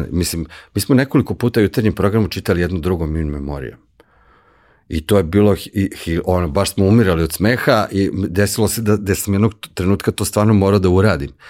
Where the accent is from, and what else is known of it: Serbia